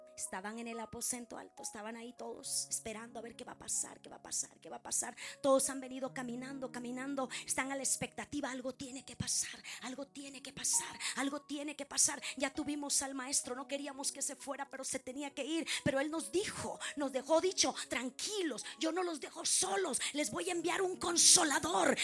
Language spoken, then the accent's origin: Spanish; Mexico; como buena mexicana